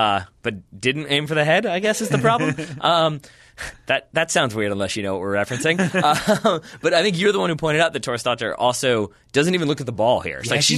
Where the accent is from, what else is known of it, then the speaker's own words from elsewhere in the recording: United States; that's my job as an American.